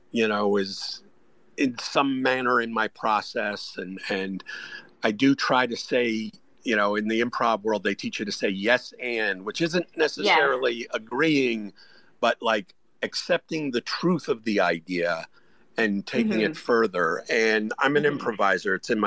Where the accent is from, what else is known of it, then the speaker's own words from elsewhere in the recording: New Jersey, United States; now in Atlanta, United States; I live in Atlanta, and your bagel options in Atlanta are definitely not what they are where I grew up in New Jersey